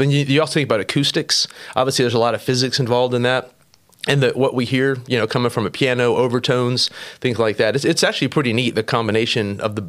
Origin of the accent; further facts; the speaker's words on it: St. Augustine, Florida, United States; I'm originally from Florida. I say that. I mean, my dad and my parents were missionaries, so we actually lived all over the world for a while. But I ended up in Florida for the longest time, so I claim North Florida's home, St. Augustine, exact.